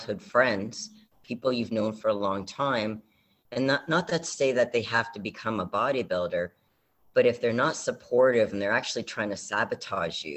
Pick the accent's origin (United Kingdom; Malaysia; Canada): Canada; I'm from Canada